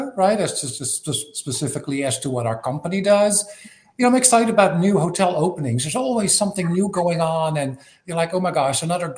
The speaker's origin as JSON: {"language": "English", "country": "Netherlands", "tie": "born or raised there", "moved": "as an adult", "lives_now": "Atlanta, United States", "said": "Netherlands. Born, raised, educated."}